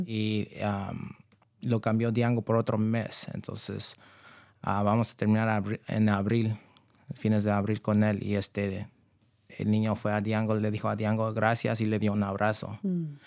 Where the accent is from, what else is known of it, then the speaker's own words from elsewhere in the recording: Novato, California, United States; also born or lived in San Rafael; yo nací aquí. Este, yo he vivido en el condado por toda mi vida y yo crecí en Novato